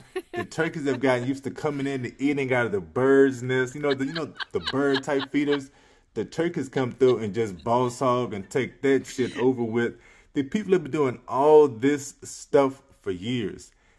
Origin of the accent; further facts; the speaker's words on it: Earl, Arkansas, United States; I am grateful that my hometown of Earl, Arkansas has voted in the youngest mayor